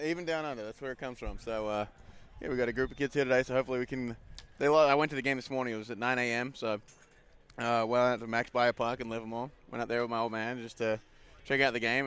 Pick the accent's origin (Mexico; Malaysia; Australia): Australia; Wanneroo, Western Australia; moved away as an adult; now in United States; my hometown, my home ball club.